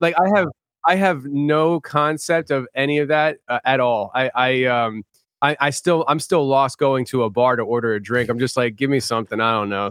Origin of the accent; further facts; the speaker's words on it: Philadelphia, Pennsylvania, United States; I'm from Philly, so it's, like, you kinda rough around the edges